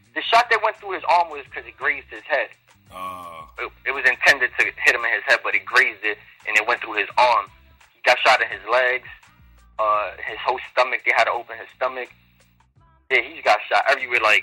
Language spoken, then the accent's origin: English; New York City, New York, United States; I'm from New York City, preferably the Bronx area